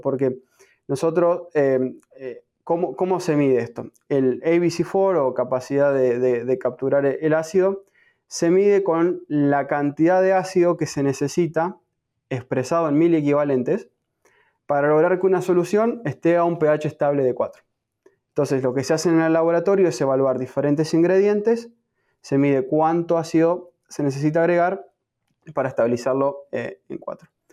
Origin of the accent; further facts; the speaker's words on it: Argentina; moved away as an adult; now in United States; soy nativo de, Argentina, me encuentro en este momento en Estados Unidos haciendo mi, programa de PhD